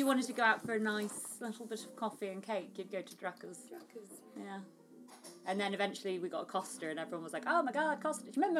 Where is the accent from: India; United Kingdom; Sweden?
United Kingdom; Midlands; we grew up in the Midlands, so paninis was pronounced panino